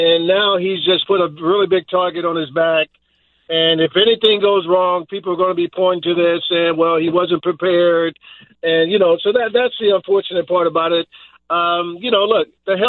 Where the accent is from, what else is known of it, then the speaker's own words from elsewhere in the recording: Dallas, Texas, United States; I grew up here in Dallas